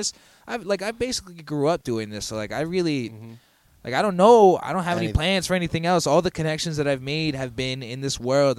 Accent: Long Island, New York, United States; also born or lived in Queens, New York; I was born in Queens, and then I lived there till I was 8, and then I moved out to Long Island.

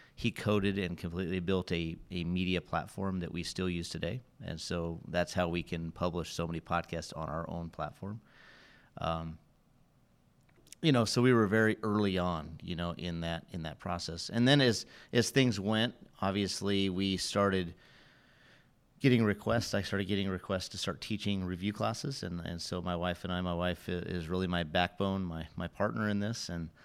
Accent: Oregon, United States; moved away as an adult; I was born and raised in Southern Oregon, and so I'm a West Coast guy. Diehard Oregon Duck fan. Got season tickets, go out to every home game, and I moved to Tennessee, Kentucky area in 2008

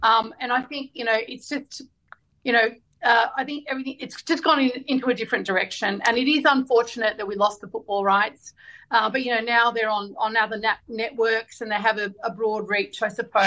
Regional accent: Australia; we're Australian Lebanese

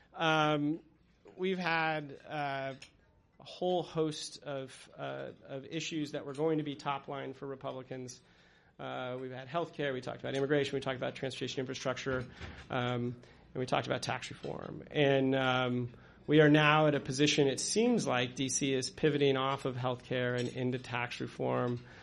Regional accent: Colorado, United States; moved away as an adult; now in Washington, D.C., United States; I'm actually originally from Colorado

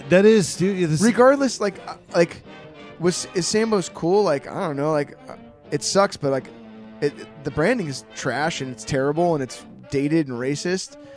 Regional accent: Tennessee, United States; Wow, we're here. I'm from Tennessee.

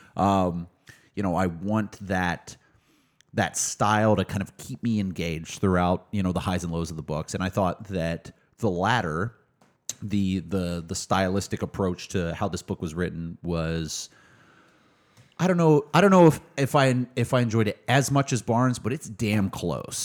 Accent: Mesquite, Texas, United States; also born or lived in Tyler, Texas; I grew up in Dallas, um, but did spend a lot of time in Tyler

